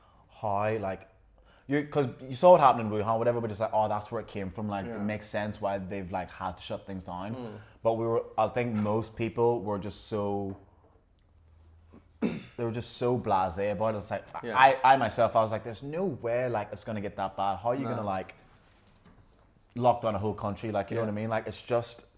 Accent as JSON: {"language": "English", "region": "Northern Ireland", "country": "United Kingdom", "tie": "born or raised there", "also_born_or_lived": "Jamaica", "moved": "yes", "lives_now": "Australia", "said": "I was born in Jamaica, but I lived most of my life in Northern Ireland. And then now I've been living in Australia"}